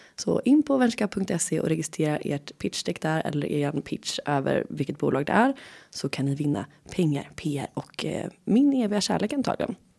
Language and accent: Swedish; Gothenburg, Västra Götaland, Sweden; accent: Gothenburg dialect; jag är från Göteborg